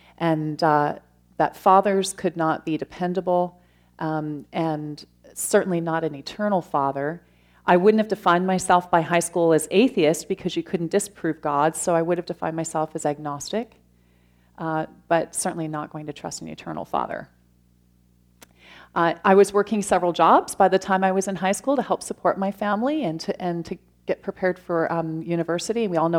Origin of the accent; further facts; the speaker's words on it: London, Ontario, Canada; I grew up in London, Ontario, without a faith